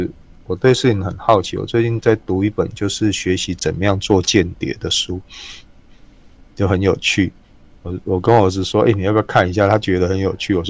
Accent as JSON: {"language": "Chinese", "country": "Taiwan", "said": "我们台湾人每年读几本书这个概念"}